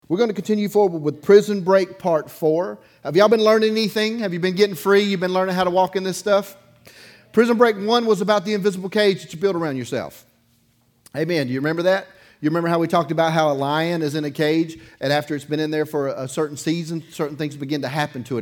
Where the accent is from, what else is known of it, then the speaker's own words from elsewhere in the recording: Dauphin Island, Alabama, United States; I grew up on the Gulf Coast. I grew up on Dauphin Island